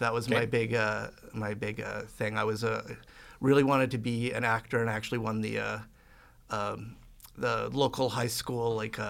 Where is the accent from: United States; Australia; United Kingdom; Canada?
Canada; Edmonton, Alberta; I grew up on the north side, and actually I was kind of screwed up by where I grew up because my house is situated right in the middle of Miano Elementary, Killarney Junior High, and Queen Elizabeth High School.